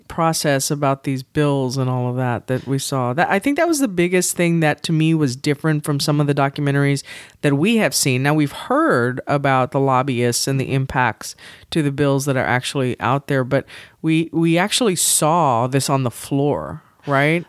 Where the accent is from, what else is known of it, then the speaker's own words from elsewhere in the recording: San Antonio, Texas, United States; I grew up in San Antonio